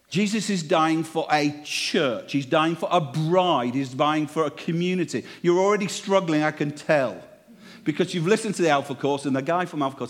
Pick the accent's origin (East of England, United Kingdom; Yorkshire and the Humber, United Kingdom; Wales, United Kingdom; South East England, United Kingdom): Yorkshire and the Humber, United Kingdom; now in Cheltenham, United Kingdom; I'm from Yorkshire